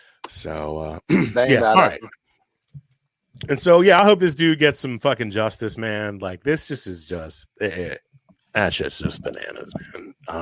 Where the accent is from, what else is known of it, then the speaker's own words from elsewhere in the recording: Takoma Park, Maryland, United States; I grew up in Tacoma Park, Silver Spring